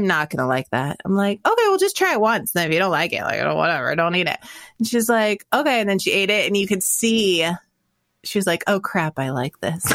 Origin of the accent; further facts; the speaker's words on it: Florida, United States; I grew up eating a lot of gator tail because I grew up in Florida